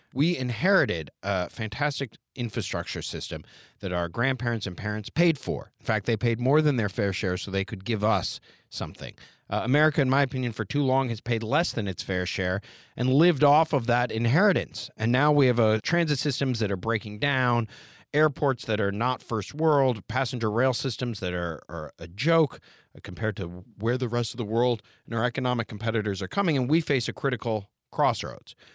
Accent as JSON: {"language": "English", "area": "Montgomery County", "region": "Maryland", "country": "United States", "tie": "born or raised there", "said": "I grew up right here in the Washington, D.C. metro area. I'm actually from Montgomery County, Maryland."}